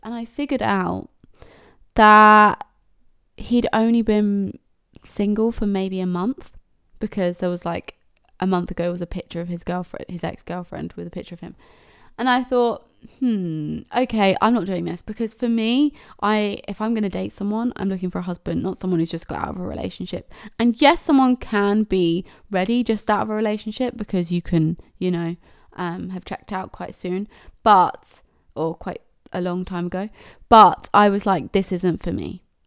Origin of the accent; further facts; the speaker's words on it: Cambridge, East of England, United Kingdom; I'm from Cambridge